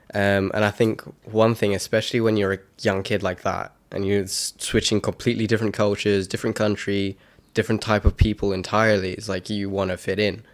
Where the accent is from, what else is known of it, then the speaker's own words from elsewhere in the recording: South Africa; I'm South African